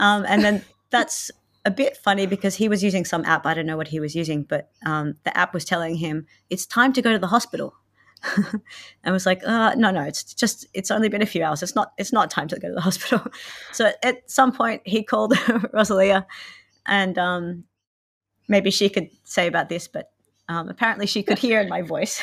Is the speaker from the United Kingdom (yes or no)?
no; Australia; moved away as an adult; now in Finland; I'm from Australia, and I've lived in Finland for eight years.